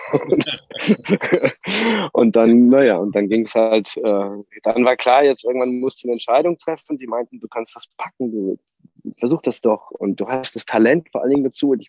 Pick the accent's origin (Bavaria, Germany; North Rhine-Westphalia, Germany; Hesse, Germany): Bavaria, Germany; Und ich bin nun mal in Nordbayern aufgewachsen und das ist der große Verein, der da in der Umgebung, auch in der weiteren Umgebung einfach äh, immer für Furore gesorgt hat.